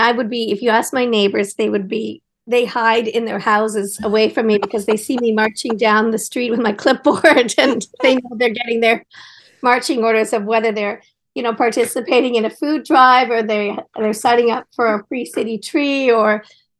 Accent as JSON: {"language": "English", "town": "Collingwood", "region": "Ontario", "country": "Canada", "tie": "born or raised there", "also_born_or_lived": "Ottawa / Japan", "moved": "yes", "lives_now": "Toronto, Canada", "said": "I grew up in Collingwood, and my dad was mayor, actually, of Collingwood"}